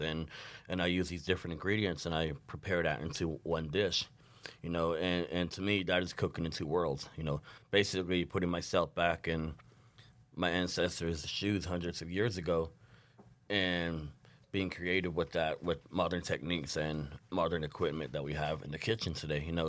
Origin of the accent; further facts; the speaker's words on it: Arizona, United States; now in Saint Paul, United States; originally I'm from the Navajo Nation, from a small community called the Nahotsu, Arizona.